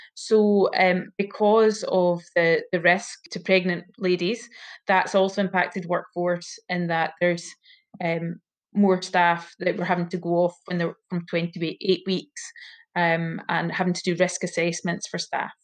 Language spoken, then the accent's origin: English; hometown about 15 miles from Dalbeattie, Scotland, United Kingdom; also born or lived in Cardiff, Wales; came back to my my hometown and um, did my vocational training year there.